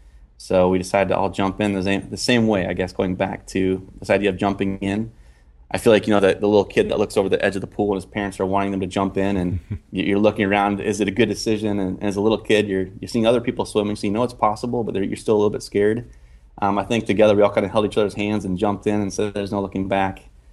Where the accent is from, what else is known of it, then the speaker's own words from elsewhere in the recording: Minnesota, United States; moved away; also born or lived in Indiana; I grew up in Minnesota. My dad was on the grain elevator management side, so I was always around farming and moved to Indiana